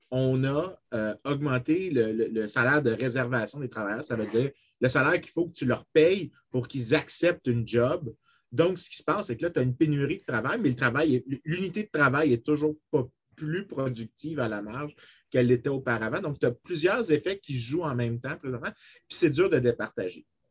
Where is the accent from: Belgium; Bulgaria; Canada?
Canada; Saint-Lambert, Quebec; je viens de Saint-Lambert